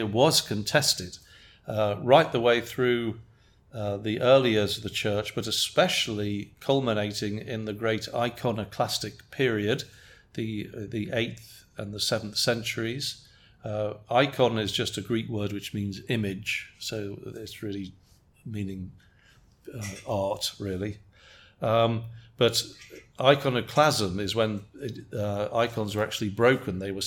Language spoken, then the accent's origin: English; England, United Kingdom; now in United States; as an Englishman